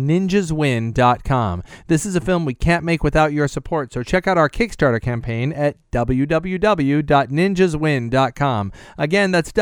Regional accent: California, United States; I'm from California

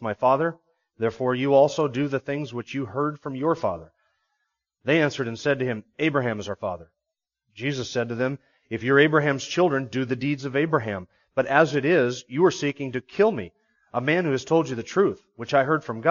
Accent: the North, United States; He teases me about the different quirks about being from the North

